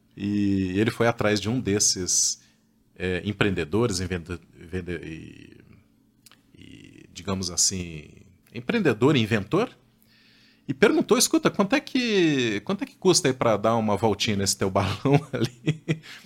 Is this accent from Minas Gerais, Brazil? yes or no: yes; Minas Gerais, Brazil; eu sou das Minas Gerais